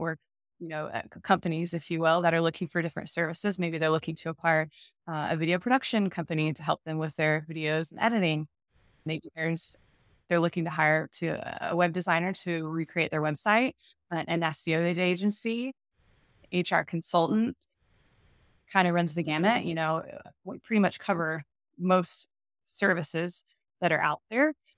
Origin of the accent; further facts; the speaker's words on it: Texas, United States; moved away as an adult; also born or lived in Milwaukee, Wisconsin; I born and raised in Texas